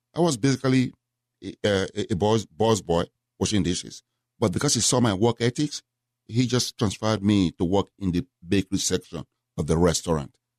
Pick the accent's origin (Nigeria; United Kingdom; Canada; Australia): Nigeria; moved away as an adult; also born or lived in Memphis, Tennessee / Houston, Texas; now in United States; originally from Nigeria. I left Nigeria when I was nineteen.